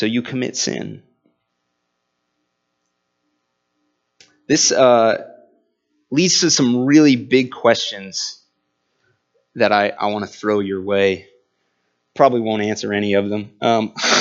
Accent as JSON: {"language": "English", "region": "Indiana", "country": "United States", "said": "we're all from Indiana"}